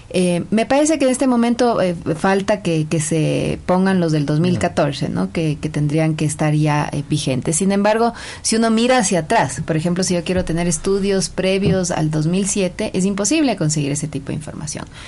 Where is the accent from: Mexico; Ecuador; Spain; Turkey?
Ecuador; tenemos como sociedad ecuatoriana